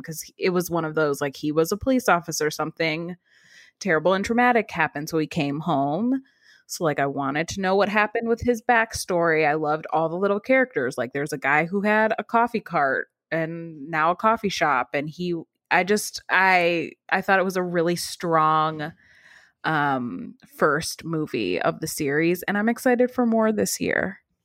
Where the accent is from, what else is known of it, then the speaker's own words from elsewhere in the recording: Cleveland, Ohio, United States; I grew up in Cleveland too